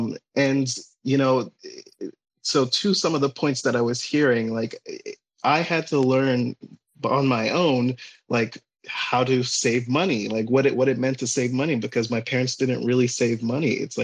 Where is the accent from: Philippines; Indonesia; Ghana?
Ghana; now in United States; while I'm from Ghana, I live in the United States. My parents used to live here at some point, and they moved back to Ghana